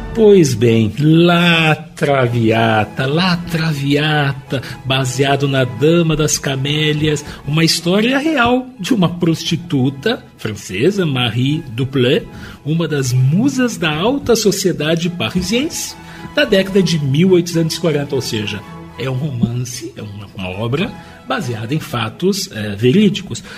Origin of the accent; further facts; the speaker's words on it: Brazil; nós somos nascidos no Brasil